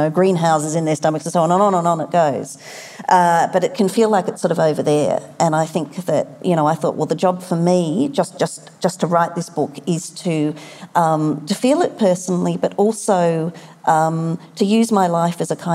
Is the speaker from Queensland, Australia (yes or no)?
no; Sydney, New South Wales, Australia; my hometown, about Sydney